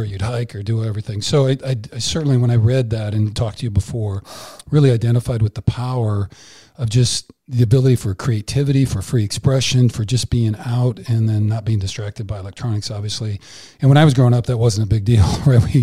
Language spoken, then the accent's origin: English; Iowa, United States; I grew up in Iowa